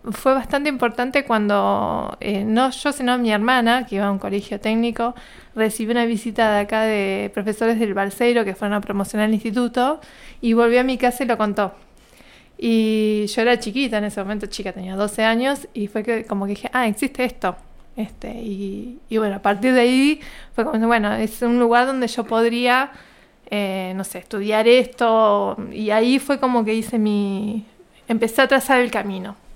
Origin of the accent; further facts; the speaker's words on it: General Roca, Río Negro, Argentina; born there; yo nací en General Roca, acá en la provincia de Río Negro. vengo de una familia que somos cinco hermanos